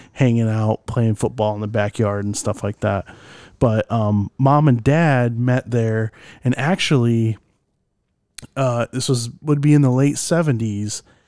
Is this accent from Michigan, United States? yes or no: yes; Michigan, United States; we grew up in Michigan